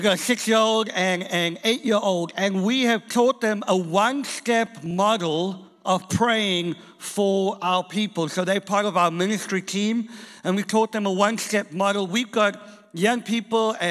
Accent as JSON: {"language": "English", "country": "South Africa", "also_born_or_lived": "England", "moved": "yes", "lives_now": "Boston, United States", "said": "I am from South Africa originally"}